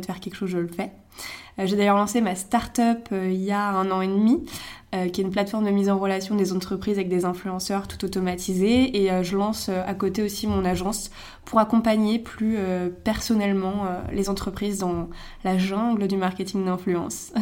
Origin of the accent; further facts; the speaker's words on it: Megève, Auvergne-Rhône-Alpes, France; moved away as an adult; now in Paris, France; je viens de Megève, une station de ski dans les Alpes. je suis à Paris depuis 3 ans et demi maintenant